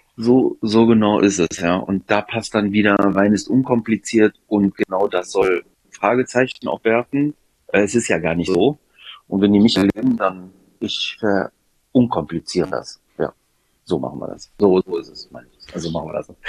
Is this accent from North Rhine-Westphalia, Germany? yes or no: yes; Düsseldorf, North Rhine-Westphalia, Germany; In Düsseldorf aufgewachsen, aber habe griechische Wurzeln